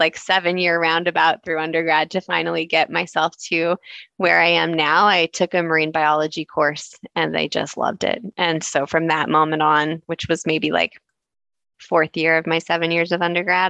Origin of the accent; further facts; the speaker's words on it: Tucson, Arizona, United States; now in Toronto, Canada; I grew up in Tucson, Arizona, uh, in the desert.